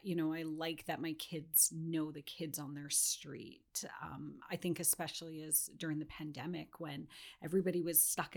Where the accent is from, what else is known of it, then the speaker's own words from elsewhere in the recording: Castlegar, British Columbia, Canada; born there; also born or lived in Ontario; Yeah, so I was born in Castlegar in the Kootenays. And had the opportunity to kind of live in different parts of British Columbia, as well as Ontario for a couple of years until I found my way up at UNBC.